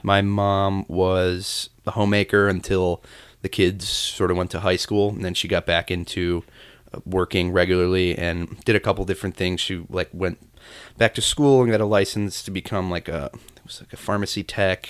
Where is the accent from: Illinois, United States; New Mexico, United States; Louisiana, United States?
Illinois, United States; Chicago; I'm from the south side of the city, a neighborhood called Mount Greenwood